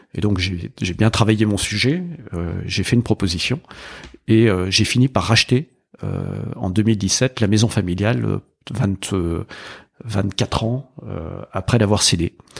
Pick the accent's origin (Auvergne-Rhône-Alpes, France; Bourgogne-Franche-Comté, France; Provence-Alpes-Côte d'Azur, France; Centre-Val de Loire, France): Bourgogne-Franche-Comté, France; Burgundy; moved away as an adult; Quand on vient de Bourgogne